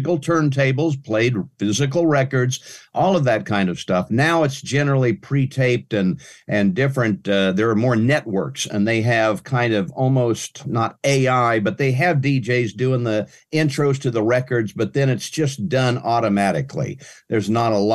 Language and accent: English; Pratt, Kansas, United States; moved away as an adult; also born or lived in Frederick, Oklahoma / Bonham, Texas / Dallas, Texas; I actually grew up in South Central Kansas, a little town named Pratt, Kansas, west of Wichita, about 70 miles